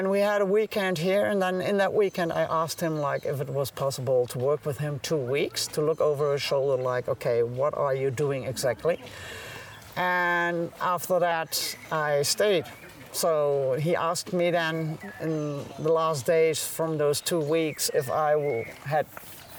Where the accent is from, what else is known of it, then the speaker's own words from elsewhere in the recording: Netherlands; now in Germany; So I'm officially not German. So I'm from the Netherlands. I'm born in Germany, but as a baby went to the Netherlands